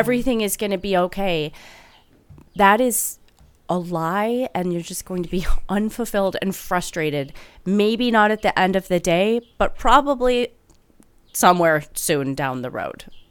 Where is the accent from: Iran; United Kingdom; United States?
United States; Midwest; accent: Midwestern